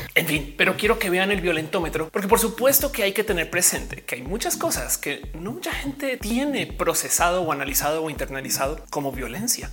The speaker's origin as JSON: {"language": "Spanish", "country": "Colombia", "moved": "yes", "said": "también soy colombiana"}